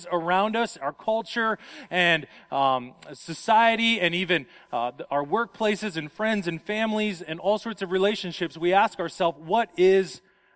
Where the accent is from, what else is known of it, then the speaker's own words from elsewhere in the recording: Las Vegas, Nevada, United States; moved away; I come from Las Vegas